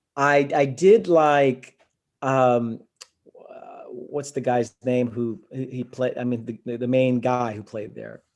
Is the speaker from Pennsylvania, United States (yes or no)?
no; New York City, New York, United States; also born or lived in Queens; I'm from Brooklyn